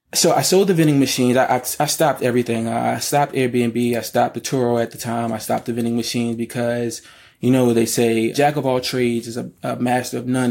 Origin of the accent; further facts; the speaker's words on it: Baltimore, Maryland, United States; I'm from Baltimore, Maryland, born and raised.